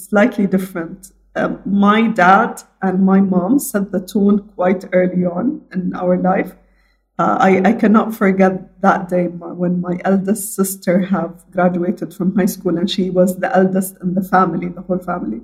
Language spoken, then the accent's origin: English; Abu Dhabi, United Arab Emirates; I am born, raised, educated fully in Abu Dhabi, the UAE